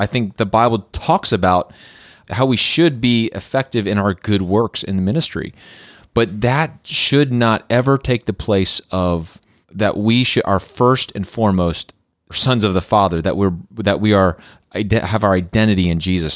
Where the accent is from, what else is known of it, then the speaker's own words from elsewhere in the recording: Clarks Summit, Pennsylvania, United States; moved away as an adult; also born or lived in the South (US); I grew up in Clark Summit, Pennsylvania